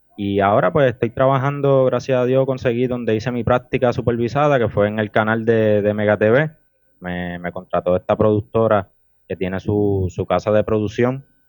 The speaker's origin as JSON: {"language": "Spanish", "town": "Las Piedras", "country": "Puerto Rico", "also_born_or_lived": "Humacao", "said": "actualmente tengo 22 años y vivo en el pueblo de Las Piedras"}